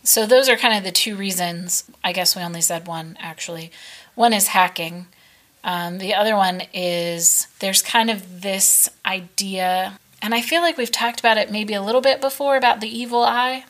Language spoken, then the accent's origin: English; United States; as an American